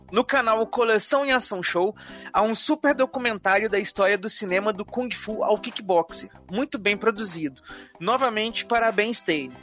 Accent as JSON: {"language": "Portuguese", "region": "Rio de Janeiro", "country": "Brazil", "said": "sou do Rio de Janeiro"}